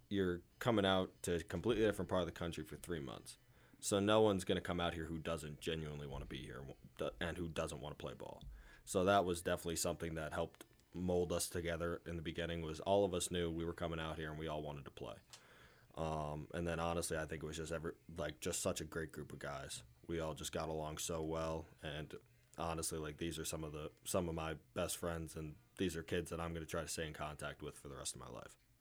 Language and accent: English; Moscow, Pennsylvania, United States; I'm from Moscow, Pennsylvania